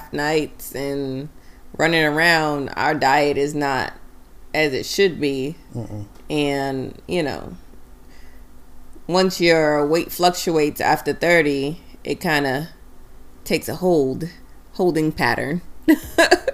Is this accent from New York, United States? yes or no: yes; New York, United States; I'm a New Yorker in Baltimore